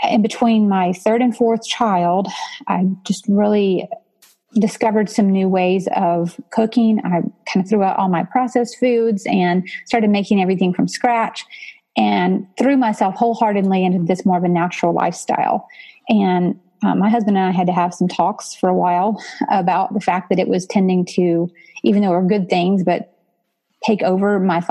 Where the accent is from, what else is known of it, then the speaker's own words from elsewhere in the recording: Georgia, United States; now in Nashville area, United States; I grew up in Georgia actually. So I'm a transplant, but I'll claim it as home now.